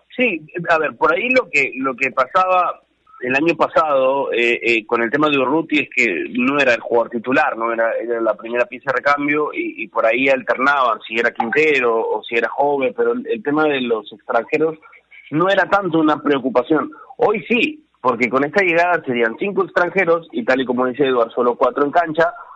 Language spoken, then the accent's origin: Spanish; Peru; felices como peruanos